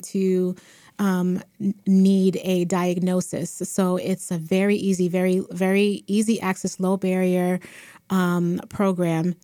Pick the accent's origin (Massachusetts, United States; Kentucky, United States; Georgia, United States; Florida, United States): Massachusetts, United States; Boston; I am um, born and raised in Boston, raised um, Mattapan, Dorchester